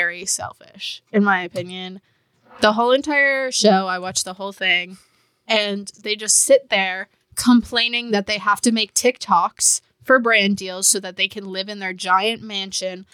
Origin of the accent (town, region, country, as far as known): Canada